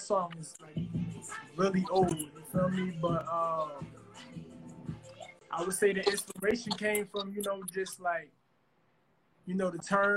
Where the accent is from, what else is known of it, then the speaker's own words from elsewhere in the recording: Newark, New Jersey, United States; I'm from Newark, New Jersey. Southward of Newark, New Jersey.